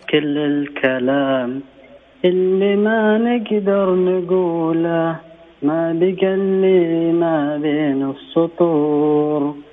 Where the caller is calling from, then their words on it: Mecca, Makkah Province, Saudi Arabia; من مكة من الشوقية